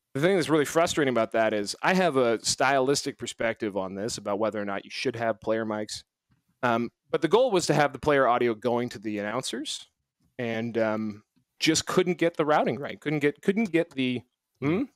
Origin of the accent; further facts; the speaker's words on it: Canada; I'm Canadian